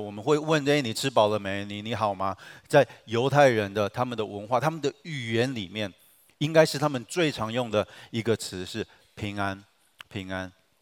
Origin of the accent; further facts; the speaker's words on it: Taiwan; 我们台湾人